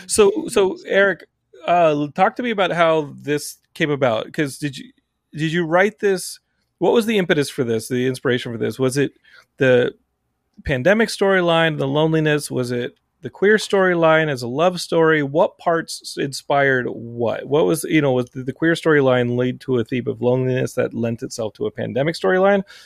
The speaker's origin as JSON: {"language": "English", "region": "Texas", "country": "United States", "tie": "born or raised there", "said": "Texas, my home state"}